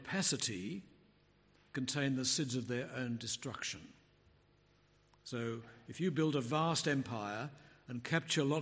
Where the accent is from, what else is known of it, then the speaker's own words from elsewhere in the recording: Melbourne, Victoria, Australia; also born or lived in England; I was born in Melbourne, raised in Melbourne, I spent 10 years in England